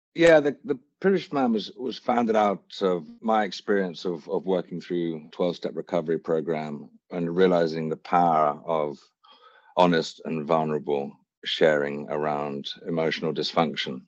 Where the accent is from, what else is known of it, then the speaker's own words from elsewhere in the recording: Hampshire, South East England, United Kingdom; also born or lived in Wiltshire; I was born in Wiltshire, raised in Hampshire